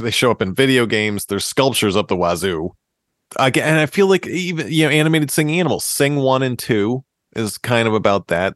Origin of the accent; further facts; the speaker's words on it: Massachusetts, United States; We are from Massachusetts, which is the home of hardcore